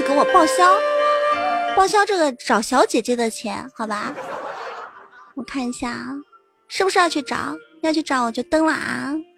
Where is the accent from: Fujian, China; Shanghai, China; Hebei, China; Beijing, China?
Fujian, China; 我是福建的，对。啊，嗯，对，对，对，我是福建的。我的，我的闽南语是不是特别，特别地标准？其实有时候我也觉得我的闽南语实在是太标准了